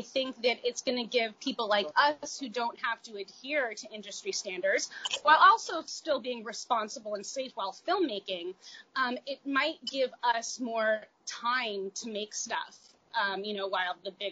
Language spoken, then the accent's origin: English; Los Angeles, California, United States; also born or lived in Brooklyn, New York; now in New York, United States; I'm from Los Angeles